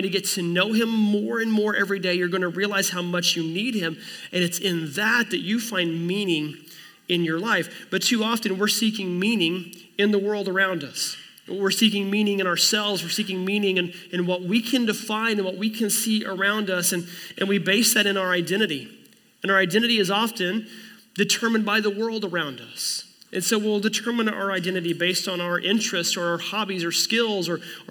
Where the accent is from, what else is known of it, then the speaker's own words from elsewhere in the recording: Oklahoma, United States; I was born in Oklahoma in 1982 to a man named Kelly and a woman named Kathleen